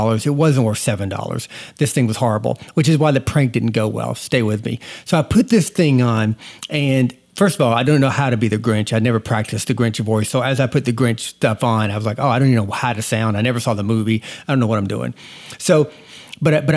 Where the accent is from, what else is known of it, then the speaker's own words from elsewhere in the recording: Georgia, United States; when I was growing up in Georgia, we had such a small town.